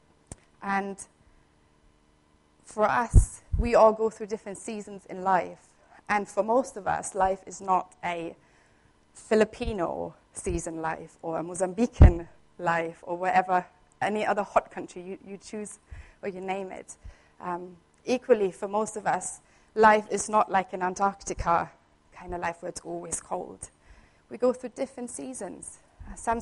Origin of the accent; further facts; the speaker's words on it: Southern Germany, Germany; moved away as an adult; I grew up in Germany. I was born there, and I spent 20 years of my life there. And in Germany, where I'm from the south at least